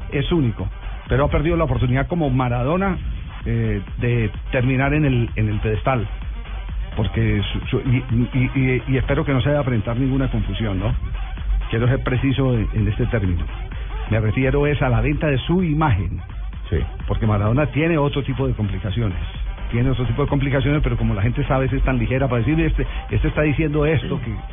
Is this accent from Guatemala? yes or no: no; Colombia; yo no voy a olvidar como colombiano la declaración que dio en Los Informantes, diciendo que no le debía nada a Colombia.